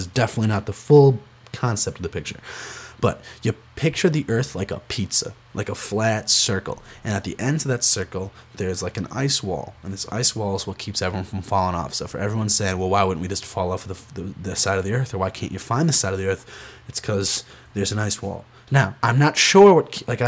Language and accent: English; Rochester, New York, United States; I'm from Rochester, New York